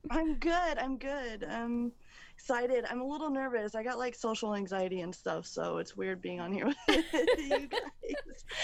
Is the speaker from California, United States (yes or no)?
no; Sarasota, Florida, United States; I am from Sarasota, Florida originally